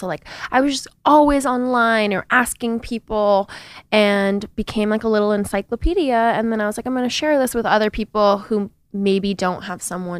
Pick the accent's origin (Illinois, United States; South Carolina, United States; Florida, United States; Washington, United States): Washington, United States; Seattle; moved away as an adult; now in New York, United States; So I'm from Seattle, Washington, and I've been living in New York for the last 9 years.